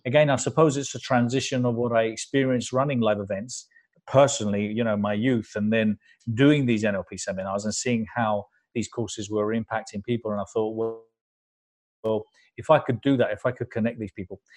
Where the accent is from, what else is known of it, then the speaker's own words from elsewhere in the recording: London, United Kingdom; also born or lived in Spain; My parents were Spanish immigrants, so I was brought up here in London